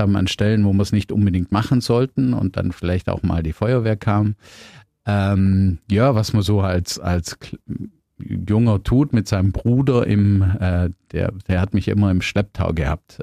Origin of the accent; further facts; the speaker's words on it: Biberach an der Riß, Baden-Württemberg, Germany; ich bin in Bibrach aufgewachsen